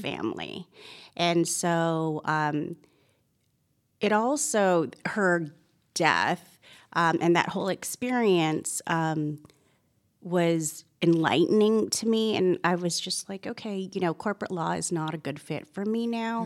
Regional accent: Toronto, Ontario, Canada; moved away as an adult; now in Georgia, United States; I was born and raised in Toronto, Canada

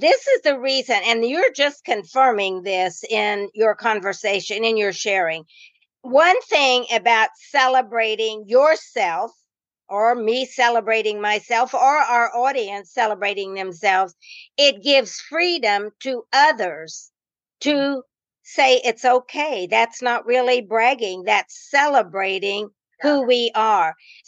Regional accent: Indiana, United States; And I came from the North, a little Indiana, which is not that much, but it's got the influence from Chicago and some bigger cities.

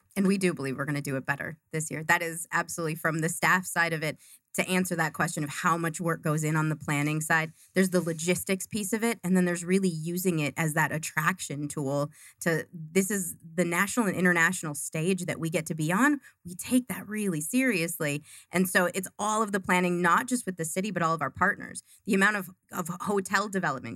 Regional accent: Duluth, Minnesota, United States; moved away as an adult; also born or lived in Arizona; now in Glendale, United States

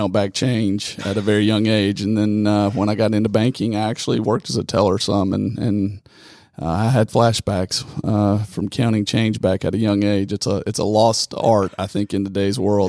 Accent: Rome, Georgia, United States; I'm from Rome. born and raised.

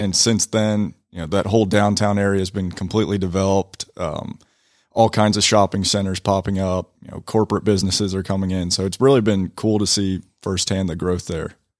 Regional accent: Woodstock, Georgia, United States; Born and raised in Woodstock, Georgia

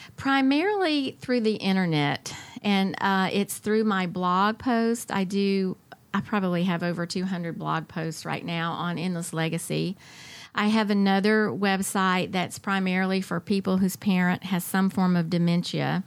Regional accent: Atlanta, Georgia, United States; I grew up in the Atlanta area

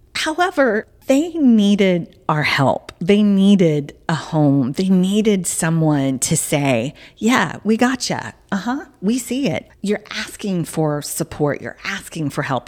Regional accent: Southern United States, United States; accent: Southern; my Southern accent's now coming out

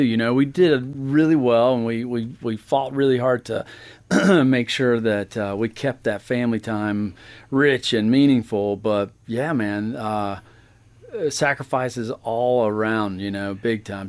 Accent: Buford, Georgia, United States; moved away as an adult; also born or lived in Florida; I'm from Beaufort, Georgia

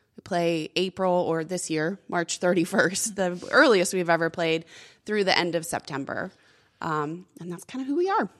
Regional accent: Corpus Christi, Texas, United States; moved away as an adult; also born or lived in San Antonio, Texas; I'm from Corpus Christi, Texas, and when I was in college in San Antonio, my hometown was getting a minor league team.

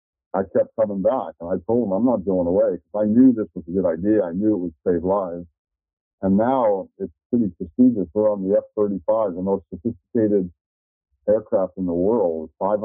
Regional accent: Miami, Florida, United States; moved away; also born or lived in Tallahassee, Florida; I grew up in Miami and I went to Florida State and Tallahassee

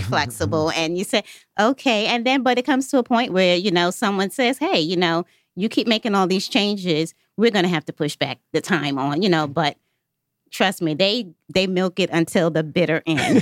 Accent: New York, United States; moved away as an adult; now in Atlanta, United States; I'm literally from New York. I've been in Atlanta for about eight years now

